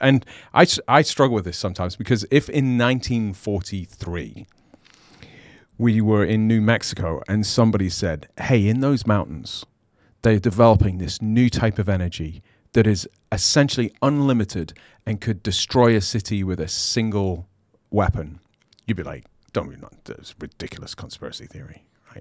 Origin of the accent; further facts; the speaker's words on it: United Kingdom; I'm British